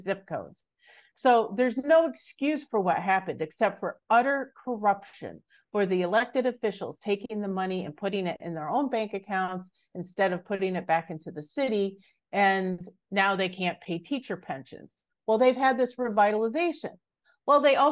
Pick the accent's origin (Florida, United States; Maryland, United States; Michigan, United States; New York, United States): Michigan, United States; I grew up in Michigan